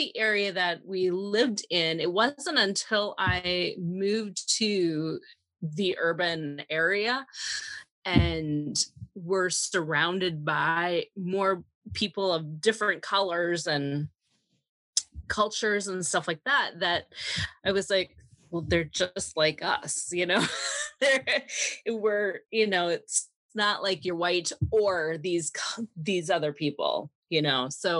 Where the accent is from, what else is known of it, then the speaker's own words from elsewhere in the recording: Minnesota, United States; You know, the area that I grew up in was rural southern Minnesota, and it was rare to see a person of another color.